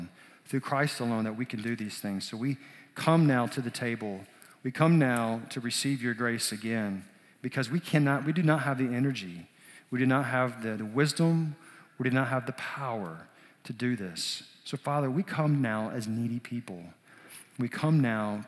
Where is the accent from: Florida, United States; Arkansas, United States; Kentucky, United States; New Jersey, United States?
Arkansas, United States; South; also born or lived in Peru; we moved back to my home state of Arkansas